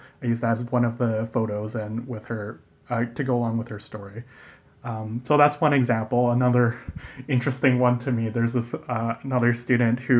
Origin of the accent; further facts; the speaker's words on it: Calgary, Alberta, Canada; moved away as an adult; now in Lethbridge, Canada; growing up in Calgary